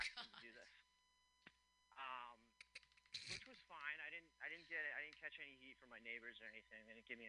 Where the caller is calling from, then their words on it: Philadelphia, Pennsylvania, United States; Philadelphia, Pennsylvania.